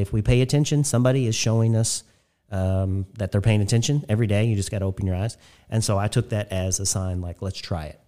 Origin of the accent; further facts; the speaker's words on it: Spencer County, Indiana, United States; I grew up in Spencer County for the first eighteen years of my life.